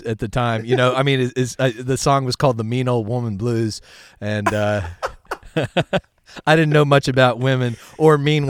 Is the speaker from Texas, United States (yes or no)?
yes; Midland, Texas, United States; I grew up out in Midland, Texas. West Texas, and I started playing music when I was about 8 years old.